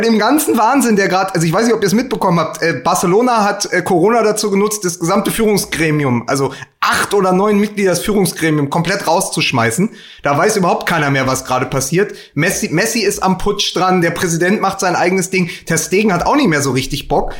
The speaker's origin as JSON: {"language": "German", "region": "Berlin", "country": "Germany", "said": "als Berliner"}